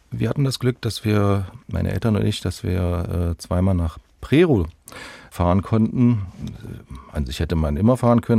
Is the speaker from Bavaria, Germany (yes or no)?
no; Halle, Saxony-Anhalt, Germany; born there; In Halle an der Saale.